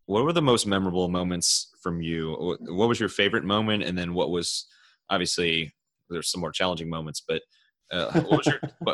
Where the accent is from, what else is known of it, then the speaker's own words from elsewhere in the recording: Cleveland, Ohio, United States; I'm from Cleveland